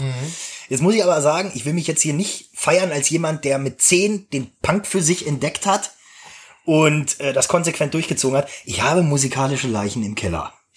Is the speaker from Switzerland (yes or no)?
no; Gronau, Lower Saxony, Germany; Ich bin ja in Gronau an der Leine zur Schule gegangen.